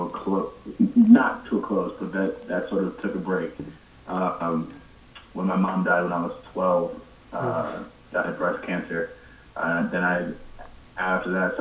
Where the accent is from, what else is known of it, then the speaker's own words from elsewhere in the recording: Cleveland, Ohio, United States; I was born in Cleveland, raised on the east side